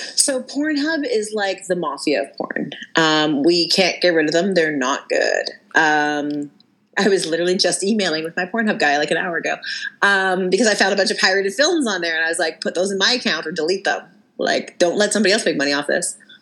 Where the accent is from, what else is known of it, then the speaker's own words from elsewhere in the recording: Abbotsford, British Columbia, Canada; growing up in Abbotsford